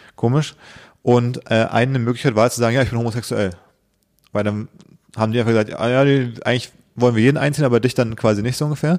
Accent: Berlin, Germany; ich gebürtiger Berliner bin

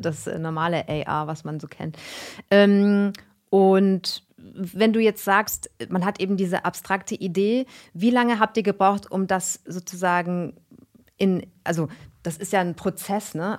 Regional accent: Karlsruhe, Baden-Württemberg, Germany; eure Host und halbe Iren, geboren und aufgewachsen in Karlsruhe

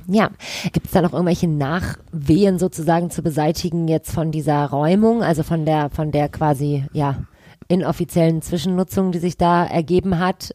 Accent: Düsseldorf, North Rhine-Westphalia, Germany; ich bin in Kaiserswerth zur Schule gegangen

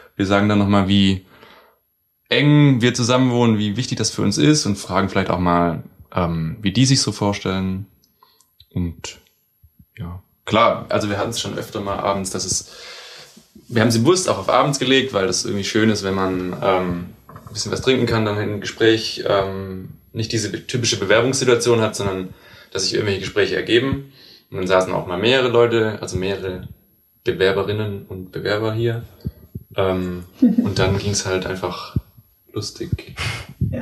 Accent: Baden-Württemberg, Germany; now in Hamburg, Germany; aus dem Süden, aus Baden-Württemberg kommen wir

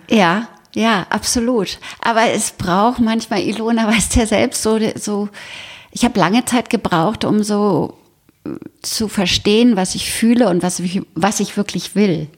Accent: Berlin, Germany; now in Bad Tölz, Germany; ich komme aus Berlin, also geboren in Berlin

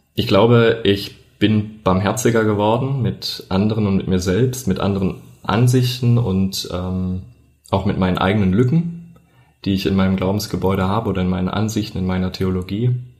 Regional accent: a village in the southern Harz, Thuringia, Germany; ich bin auf einem Dorf aufgewachsen im Südharz in Thüringen

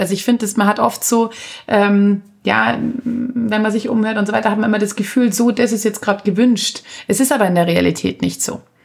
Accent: Anzing, Bavaria, Germany; also born or lived in Munich; Ich bin ja nur in München geboren, also aufgewachsen und leben tue ich natürlich in Anzing

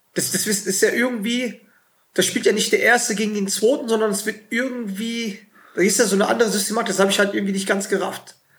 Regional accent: Germany; wir als, als Deutsche

